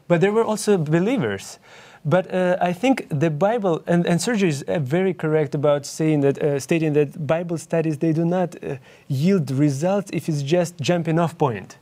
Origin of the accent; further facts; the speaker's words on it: Ukraine; English is a second language; moved away; I'm originally from Ukraine, and that's why you can hear my accent.